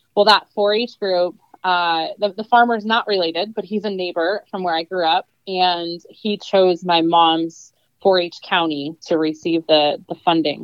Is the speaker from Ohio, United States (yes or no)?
no; New York, United States; born or raised there